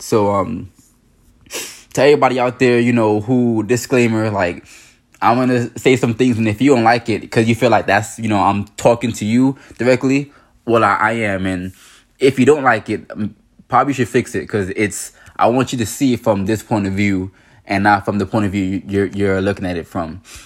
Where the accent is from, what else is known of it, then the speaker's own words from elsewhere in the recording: New York, United States; growing up in New York